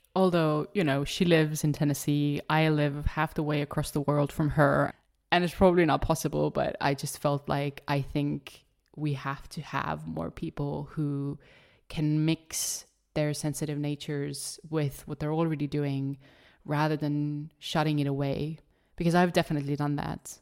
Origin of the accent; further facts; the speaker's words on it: Estonia; English is a second language; I am born and raised in Estonia, hence the funky little accent